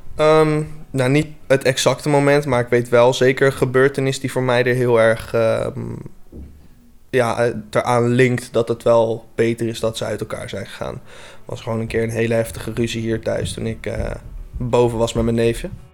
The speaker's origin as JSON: {"language": "Dutch", "town": "Voorhout", "region": "South Holland", "country": "Netherlands", "said": "ik kom uit Voorhout"}